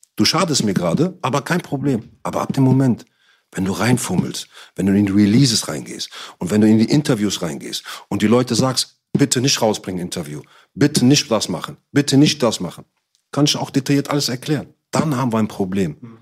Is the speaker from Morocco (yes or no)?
yes; Morocco; also born or lived in Cologne; Ich bin Marokkaner